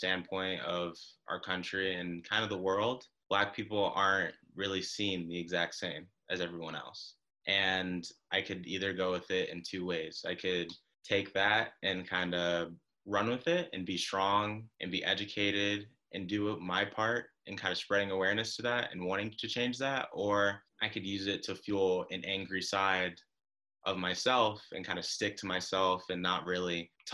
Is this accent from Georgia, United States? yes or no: yes; Atlanta, Georgia, United States; I'm from Atlanta, Georgia, and I'm 19 years old. I've grown up in predominantly white communities pretty much my entire life.